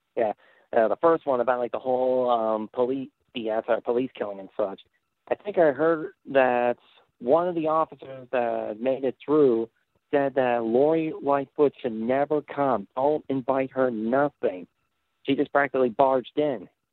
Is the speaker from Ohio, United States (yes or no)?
no; Indiana, United States; I'm about like an hour away from Chicago. I'm from Indiana